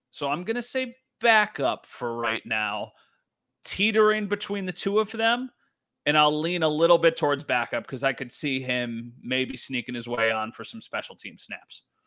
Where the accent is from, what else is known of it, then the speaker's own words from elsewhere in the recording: Western New York, United States; I am born and raised in Western New York